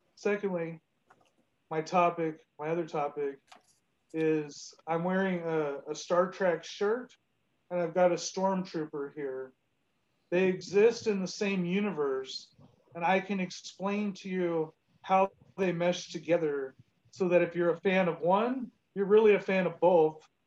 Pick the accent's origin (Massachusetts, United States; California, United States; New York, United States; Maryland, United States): California, United States; Southern; I'm raised in, in Southern California, and that's where I currently live